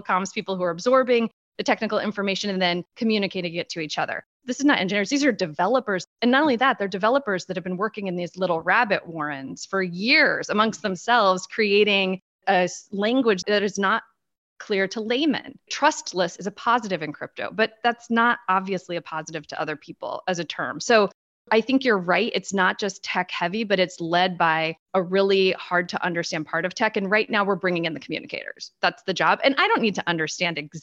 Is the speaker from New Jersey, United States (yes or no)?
no; Washington, District of Columbia, United States; I am talking to you literally from half a mile from the White House, so quintessential Beltway insider for better or worse. This is my hometown